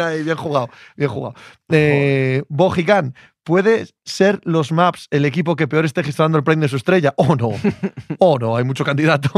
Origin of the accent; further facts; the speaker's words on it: Cangas del Narcea, Asturias, Spain; soy de Cangas del Narcea